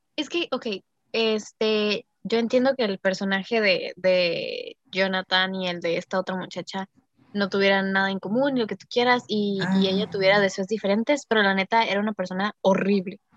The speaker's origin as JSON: {"language": "Spanish", "country": "Mexico", "said": "soy mexicana"}